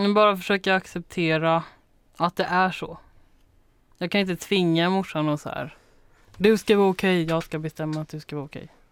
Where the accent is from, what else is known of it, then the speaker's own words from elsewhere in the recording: Småland, Sweden; also born or lived in Taipei, Taiwan; I Småland